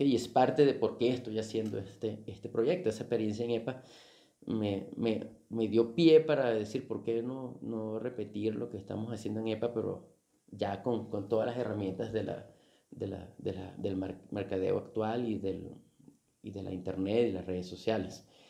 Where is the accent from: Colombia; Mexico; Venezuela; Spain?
Venezuela; con solo 16 años de edad, tuve que dejar mi ciudad natal para para mudarme a otra ciudad dentro de, dentro de Venezuela.